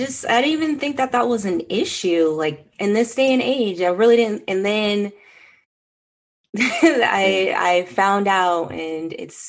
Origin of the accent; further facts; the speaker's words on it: California, United States; I was raised in California